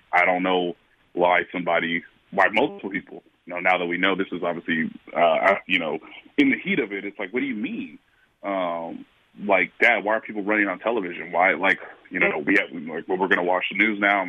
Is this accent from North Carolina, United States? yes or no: no; Kansas City, Missouri, United States; people of my hometown